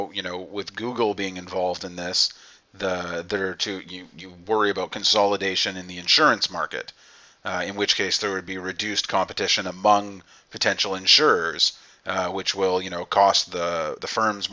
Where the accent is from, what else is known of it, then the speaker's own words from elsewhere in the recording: Canada; me being Canadian